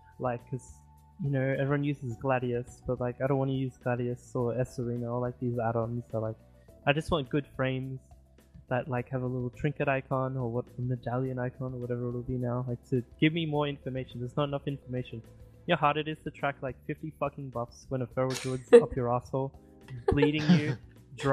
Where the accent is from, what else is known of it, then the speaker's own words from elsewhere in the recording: Australia; I'm Australian.